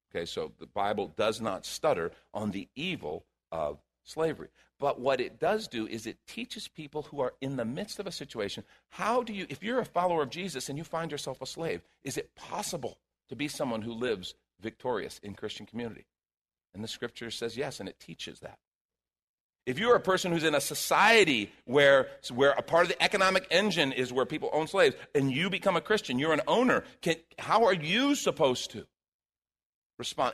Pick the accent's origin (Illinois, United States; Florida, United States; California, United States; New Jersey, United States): Illinois, United States; Chicago; moved away; I grew up in Chicago